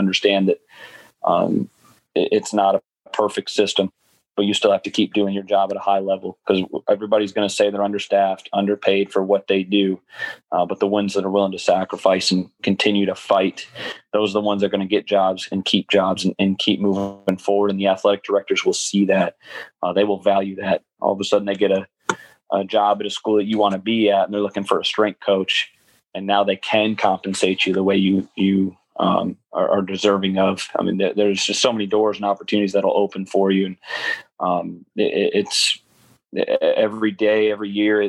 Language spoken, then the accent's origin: English; Buffalo, New York, United States; moved away; I'm from Buffalo, New York, small winter snow town